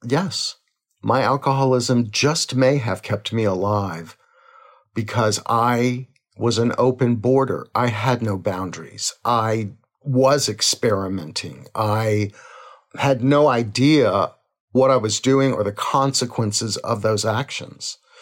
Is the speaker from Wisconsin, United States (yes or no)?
no; Crowley, Louisiana, United States; we were born in a little town called Crowley, Louisiana